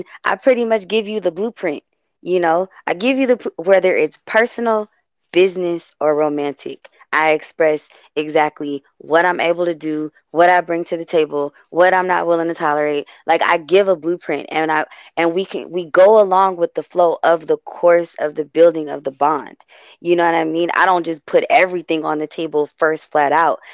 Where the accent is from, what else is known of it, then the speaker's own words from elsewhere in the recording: West Coast, United States; I'm born and raised on the West Coast.